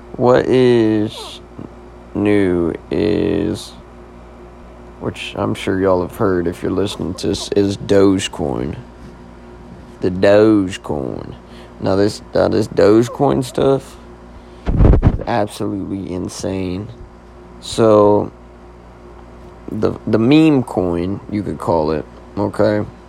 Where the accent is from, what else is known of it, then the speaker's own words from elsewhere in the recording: Oklahoma, United States; moved away as an adult; now in Nashville, United States; I'm originally from Oklahoma